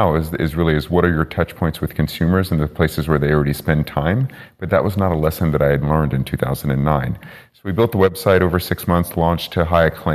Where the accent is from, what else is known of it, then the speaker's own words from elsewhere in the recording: Bay Area, California, United States; I'm from the Bay Area